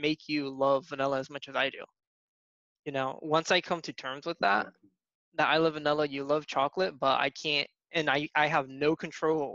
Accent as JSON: {"language": "English", "town": "Atlantic City", "region": "New Jersey", "country": "United States", "tie": "born or raised there", "said": "I'm originally from South Jersey, here in the States, and I grew up in the primarily like in the Atlantic City type of area"}